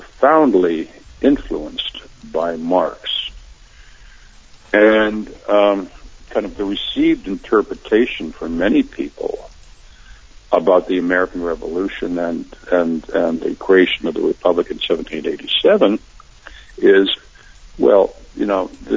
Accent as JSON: {"language": "English", "country": "Canada", "tie": "born or raised there", "said": "I'm in a public school taught by nuns in Canada"}